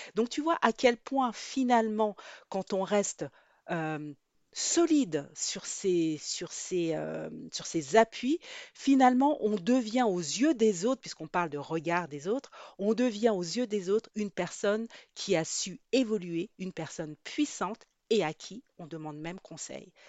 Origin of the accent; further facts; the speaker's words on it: France; also born or lived in Guadeloupe; Je suis née en Guadeloupe, mais je suis mais j'ai grandi en métropole.